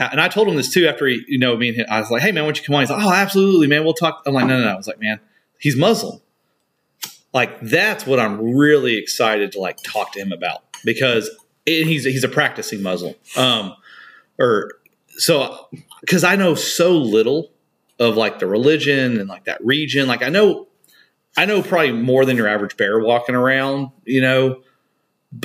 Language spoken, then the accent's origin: English; United States; And I'm so alien to it because we grew up in America, right?